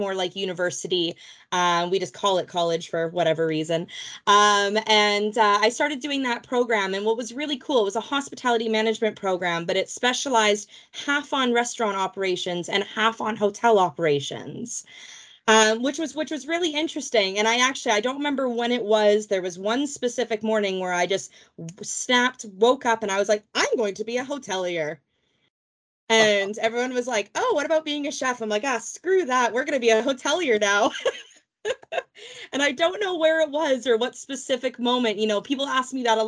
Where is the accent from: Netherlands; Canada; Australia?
Canada; Vancouver, British Columbia; moved away as an adult; now in England; I am from Vancouver, Canada, originally, as you can hear by my accent. I am not a native Brit